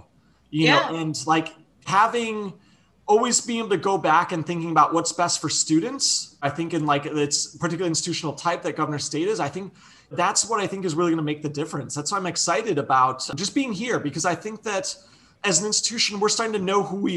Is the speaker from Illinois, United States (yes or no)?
yes; Chicago, Illinois, United States; moved away as an adult; also born or lived in Las Vegas, Nevada; I grew up in Chicago, moved to Las Vegas for undergrad